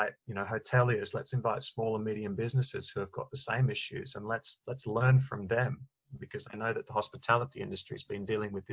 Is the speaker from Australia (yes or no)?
yes; Newcastle, New South Wales, Australia; moved away as an adult; now in London, United Kingdom; I'm Australian. I was brought up in Newcastle, Australia.